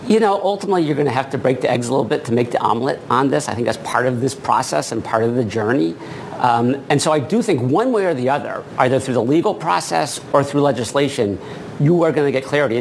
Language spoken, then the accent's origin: English; Maine, United States; I grew up in Maine